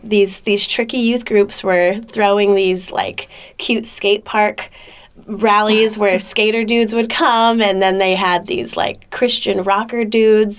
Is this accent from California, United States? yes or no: yes; Nipomo, California, United States; now in Orcutt, United States; I am from the humble little central coast of California. Right now, I'm living in Orchid. I grew up in Napomo